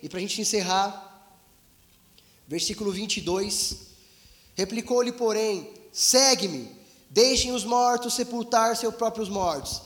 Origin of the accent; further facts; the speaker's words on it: Brazil; somos brasileiros, somos humildes, vivemos em um país em crise